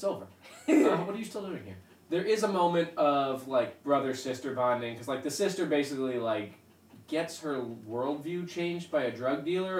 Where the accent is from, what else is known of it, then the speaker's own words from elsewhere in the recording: Illinois, United States; as somebody who grew up in Illinois.